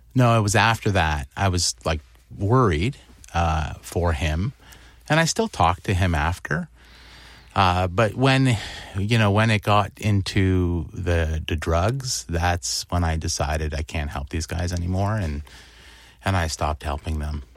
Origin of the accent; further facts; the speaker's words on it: Windsor, Ontario, Canada; I grew up in Windsor